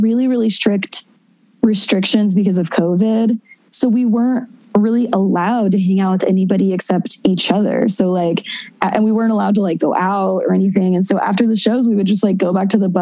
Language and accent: English; Texas, United States; moved away as an adult; also born or lived in Austin, Texas; now in Los Angeles, United States; I'm a Texan. I love Texas. It's my home.